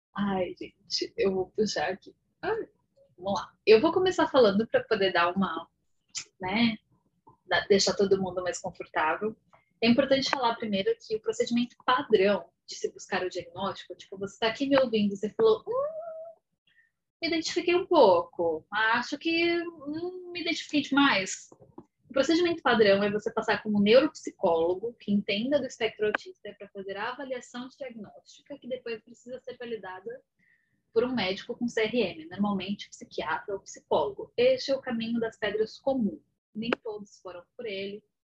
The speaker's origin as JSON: {"language": "Portuguese", "town": "São Carlos", "region": "São Paulo", "country": "Brazil", "said": "sou aqui de São Paulo, no interior, São Carlos"}